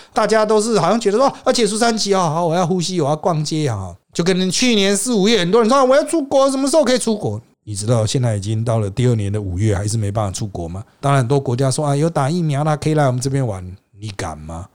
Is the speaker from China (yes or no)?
no; Taiwan; 我们台湾人